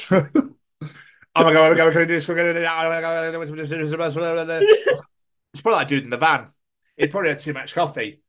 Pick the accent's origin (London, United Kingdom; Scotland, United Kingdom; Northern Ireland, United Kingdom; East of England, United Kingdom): Scotland, United Kingdom; accent: Scottish; I really have not butcher my own fucking accent here